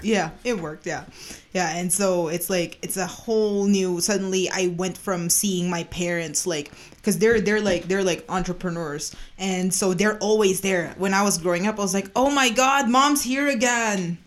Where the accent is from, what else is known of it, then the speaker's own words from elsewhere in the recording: Philippines; now in Calgary, Canada; I was born and raised in the Philippines.